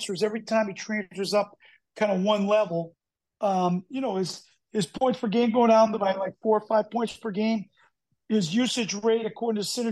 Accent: Wisconsin, United States; now in Massachusetts, United States; I grew up in Wisconsin, spent a lot of time in Massachusetts

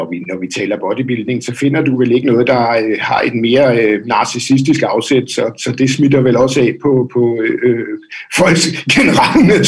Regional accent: Dragør, Capital Region of Denmark, Denmark; also born or lived in Copenhagen; i Drage oprindeligt, okay, ja. Øh, men har, har boet sådan i København det meste af mit voksne liv.

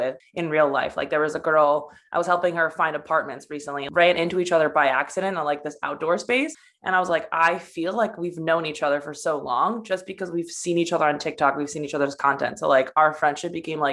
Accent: United States; also born or lived in Poland; I'm from Poland. Well, I was born in America, but I was kind of raised super Polish and like my values are super Polish. And I mean, my whole family's from there

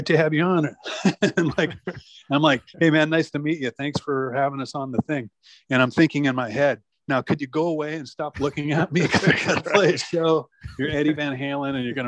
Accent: Spanaway, Washington, United States; also born or lived in Tacoma, Washington / Seattle, Washington; I was born in Tacoma, so about, you know, 30 miles south of Seattle, and grew up in a town called Spanaway, a little burg out southeast of Tacoma

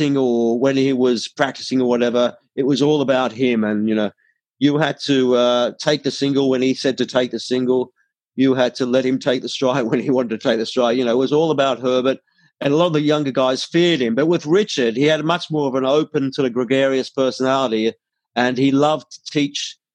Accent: Australia; I was from Australia

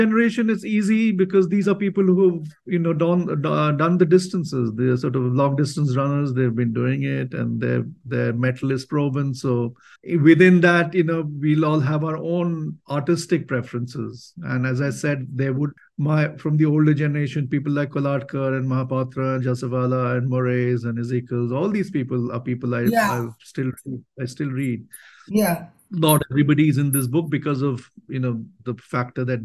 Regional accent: India; I love being an Indian. I love being in India.

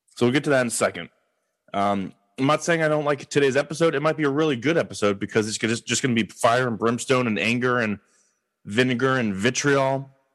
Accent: Los Angeles, California, United States; I am from Los Angeles

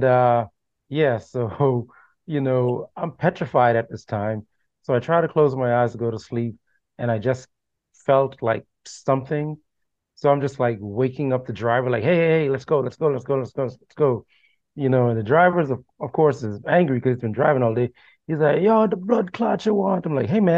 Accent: Bahamas; also born or lived in Jamaica; now in Florida, United States; I was born in the Bahamas, but I would visit Jamaica every summer

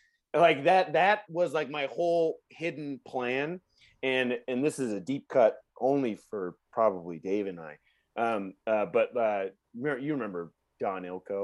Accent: Northern California, United States; I grew up in Northern California.

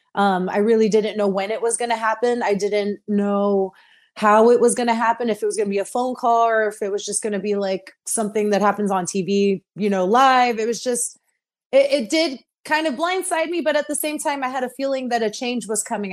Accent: Texas, United States; moved away as an adult; also born or lived in Orlando, Florida; I've moved from Texas, the farthest away from my home state.

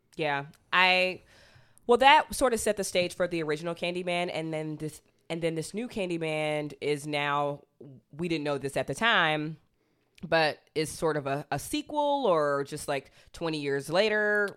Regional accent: Athens, Georgia, United States; I grew up in Athens, Georgia

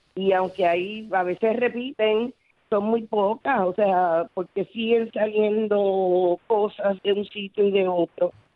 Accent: Puerto Rico; como puertorriqueño

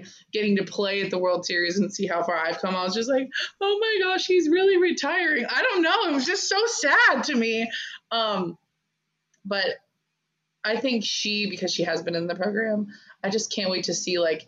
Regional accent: Arizona, United States; I'm from Arizona, so I grew up watching U of A and UCLA and all that kind of stuff.

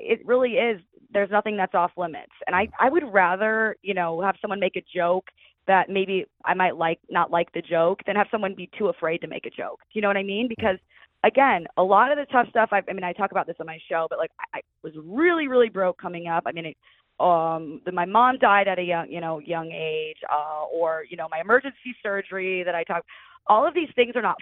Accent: Detroit, Michigan, United States; moved away; I grew up in Detroit

